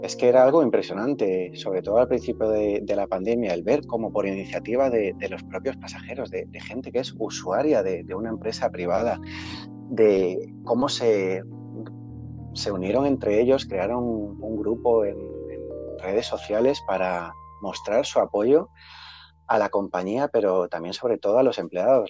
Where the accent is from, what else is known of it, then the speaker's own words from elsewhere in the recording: Galicia, Spain; yo como gallego